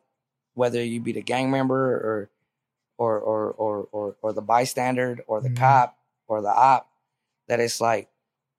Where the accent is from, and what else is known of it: Merced, California, United States; born or raised there